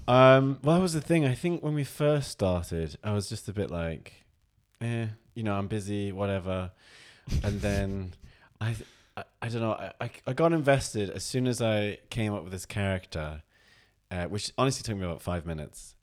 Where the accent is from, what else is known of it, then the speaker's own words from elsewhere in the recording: Oldham, North West England, United Kingdom; I'm from Oldham.